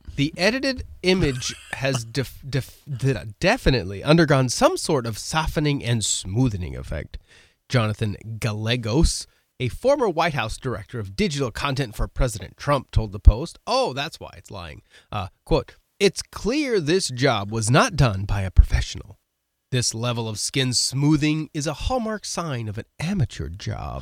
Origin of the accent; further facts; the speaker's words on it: West Coast, United States; I'm from the West Coast, but not Seattle